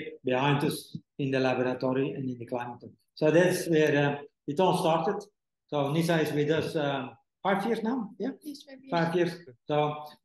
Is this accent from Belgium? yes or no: yes; Belgium; moved away as an adult; now in Indonesia; my hometown in Belgium